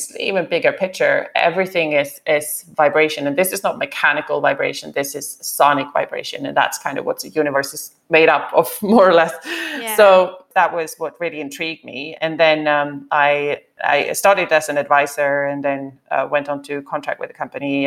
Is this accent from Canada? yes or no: no; Sweden; moved away as an adult; also born or lived in Africa / France / Spain / Germany; now in United Kingdom; I grew up, I went to school in Sweden. I was born in Sweden, lived a little bit in Africa as a child, and then back in Sweden.